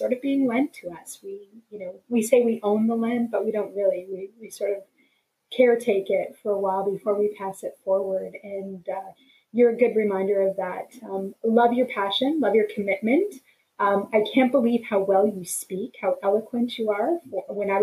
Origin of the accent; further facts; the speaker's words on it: Alberta, Canada; I'm born and raised in Alberta.